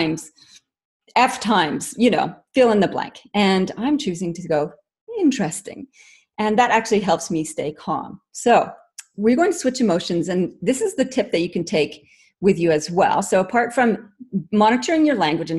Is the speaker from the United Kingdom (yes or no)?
no; Canada; moved away as an adult; also born or lived in Northwest Ontario; now in Australia; I am actually Canadian by origin, but have been in Australia since forever, 96